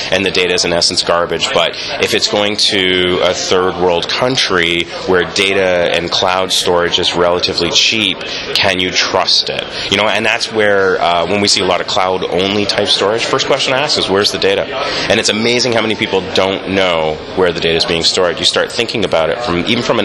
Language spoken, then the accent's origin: English; Canada; I'm a Canadian.